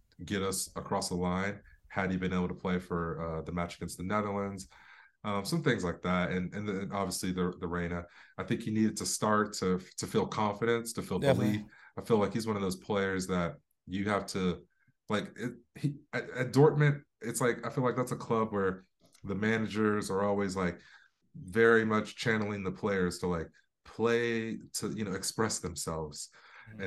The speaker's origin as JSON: {"language": "English", "region": "England", "country": "United Kingdom", "tie": "born or raised there", "also_born_or_lived": "Florida", "moved": "yes", "said": "I was born in Florida, but I spent a lot of time. I was raised in England"}